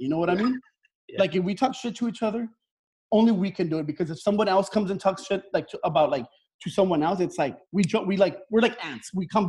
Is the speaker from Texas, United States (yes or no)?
yes; El Paso, Texas, United States; they're shocked to know that I come from El Paso too, because they have like a stigma about us, like that maybe like we're like these bad people because we're next to Juarez and.